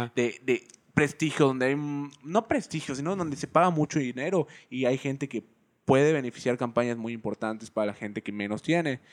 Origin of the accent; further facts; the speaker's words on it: Yucatán, Mexico; Yo soy yucateco